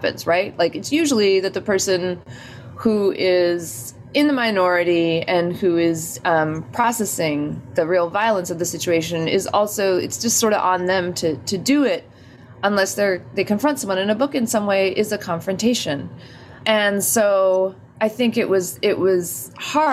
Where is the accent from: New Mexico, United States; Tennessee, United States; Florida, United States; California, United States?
New Mexico, United States; Albuquerque; born or raised there; now in New York, United States